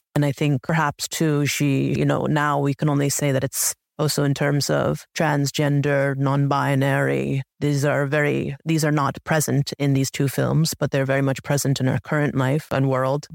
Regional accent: United States; I look Asian, yet I was raised in America, but there I was raised in America because I was adopted

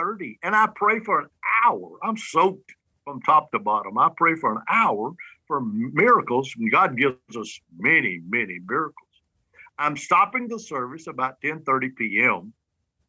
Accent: Alabama, United States; from Alabama

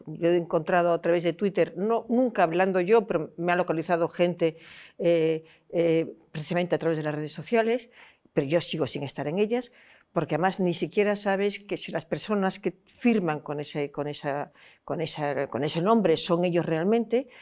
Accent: Vigo, Galicia, Spain; now in Madrid, Spain; yo que vivo en Madrid, pero que soy mm, mm, gallega y de la provincia de Pontevedra y de Vigo

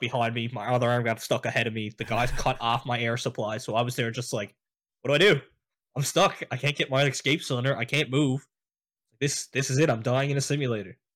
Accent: St. John's, Newfoundland and Labrador, Canada; I was born and raised in Saint John's

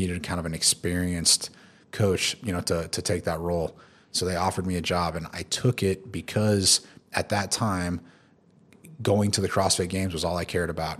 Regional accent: Tulsa, Oklahoma, United States; moved away as an adult; also born or lived in Houston / Philippines; now in Dubai, United Arab Emirates; I'm originally from Tulsa, Oklahoma

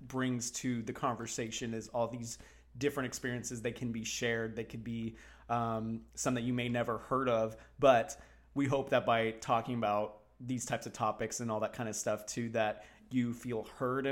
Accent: Texas, United States; now in South Florida, United States; I grew up in Texas.

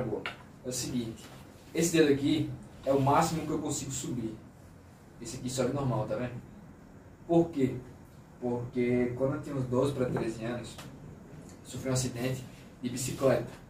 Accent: Aracaju, Sergipe, Brazil; eu sou de Aracaju

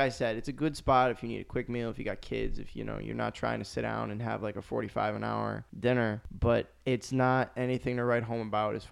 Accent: Rochester, New York, United States; also born or lived in Albany / Seattle; growing up in Rochester

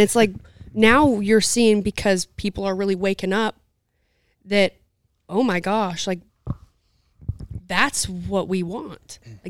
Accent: Utah, United States; And I grew up in Southern Utah, so it's not a city.

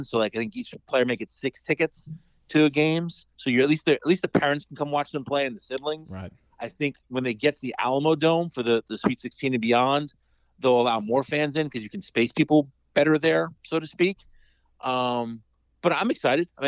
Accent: New York, United States; and being a New Yorker, I'm used to snow it's no joke.

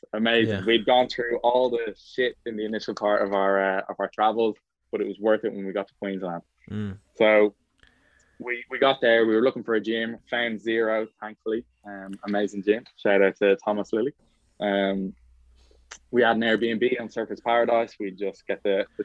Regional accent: Ireland; also born or lived in Australia; I came back to Ireland from Australia, I left Australia in December 2020

